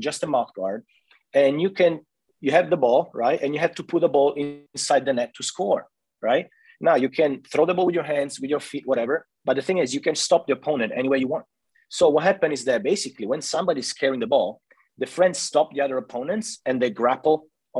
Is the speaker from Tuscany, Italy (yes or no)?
yes; Florence, Tuscany, Italy; that's where I grew up in Piazza Santa Croce